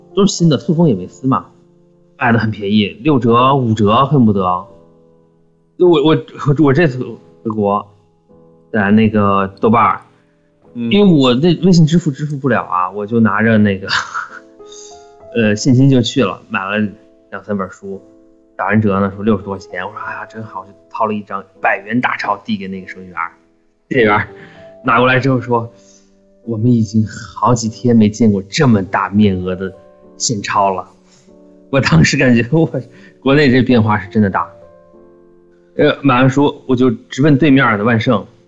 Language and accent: Chinese; China; moved away; 我们中国人